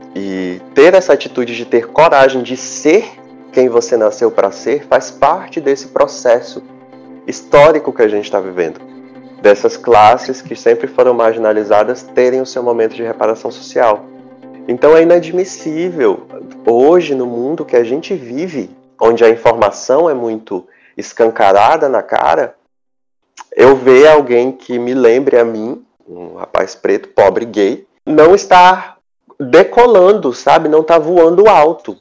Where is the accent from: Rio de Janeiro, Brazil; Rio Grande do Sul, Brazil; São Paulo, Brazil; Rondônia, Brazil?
Rondônia, Brazil; Porto Velho; also born or lived in Lábrea, Amazonas / Manaus, Amazonas; aos nove anos de idade, que eu, meu pai e minha mãe saímos de Manaus e viemos para Porto Velho